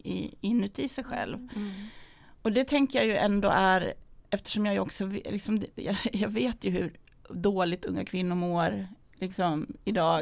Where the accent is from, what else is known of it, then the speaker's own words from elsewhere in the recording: Sandviken, Gävleborg County, Sweden; min uppväxt i Sandviken